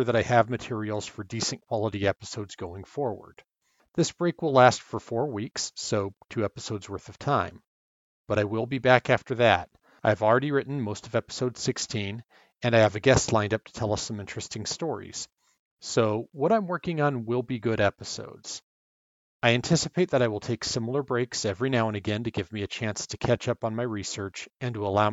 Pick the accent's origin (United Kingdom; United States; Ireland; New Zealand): United States; California; Growing up in California